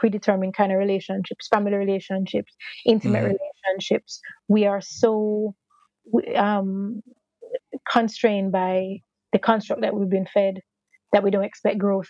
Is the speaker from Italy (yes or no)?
no; Jamaica; we are Jamaican, we're in Jamaica